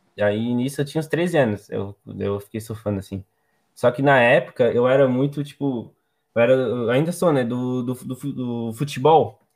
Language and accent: Portuguese; Palmas, Santa Catarina, Brazil; also born or lived in Florianópolis; Eu nasci em Florianópolis, só que eu moro em Palmas, desde que eu me entendo por gente.